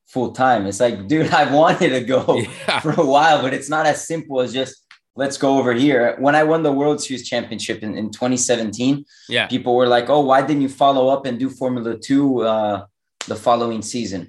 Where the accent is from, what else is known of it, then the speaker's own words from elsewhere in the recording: Miami, Florida, United States; also born or lived in Europe; now in North Carolina, United States; I was born in Miami. I've lived here. Yeah, basically my whole life.